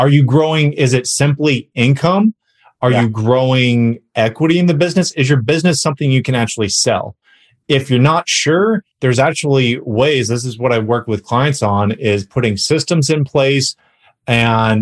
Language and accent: English; California, United States; moved away as an adult; now in Dallas, United States; I am originally from California, but now I live in Texas